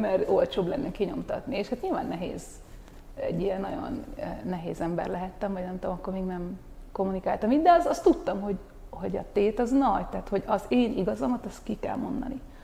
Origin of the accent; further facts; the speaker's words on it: Hungary; moved away as an adult; also born or lived in Paris, France; én azért most hazajöttem